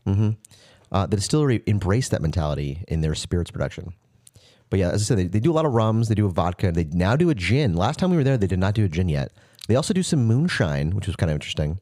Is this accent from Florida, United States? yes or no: yes; Florida, United States; moved away; my hometown